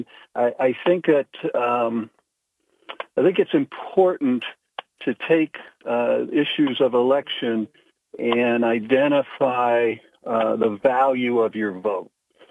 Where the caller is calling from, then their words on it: Pennsylvania, United States; I'm calling from Susquehanna County.